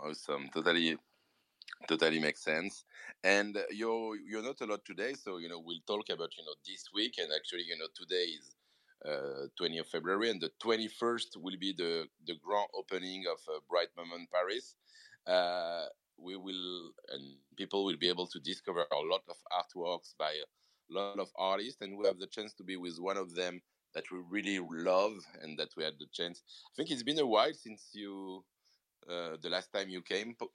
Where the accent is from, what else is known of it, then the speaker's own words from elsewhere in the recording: France; accent: French; English is a second language; super big French accent in English